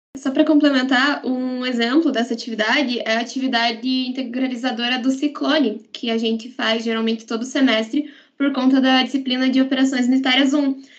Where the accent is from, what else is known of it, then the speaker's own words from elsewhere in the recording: Guarapuava, Paraná, Brazil; moved away as an adult; now in Ponta Grossa, Brazil; eu sou de Guarapuava, no Paraná